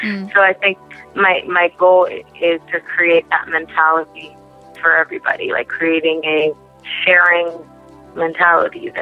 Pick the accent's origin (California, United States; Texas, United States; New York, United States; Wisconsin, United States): California, United States; Beverly Hills; I grew up in Beverly Hills. I went to Beverly Hills High School